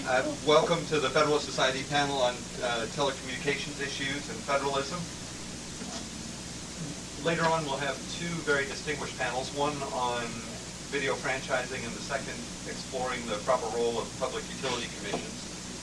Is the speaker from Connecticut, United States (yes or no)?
no; Indiana, United States; my home state of Indiana